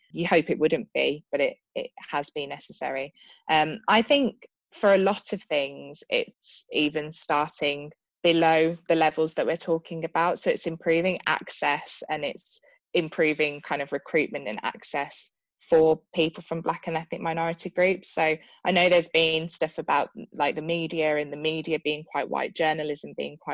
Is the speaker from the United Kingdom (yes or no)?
yes; Birmingham, West Midlands, United Kingdom; in Birmingham, which is my hometown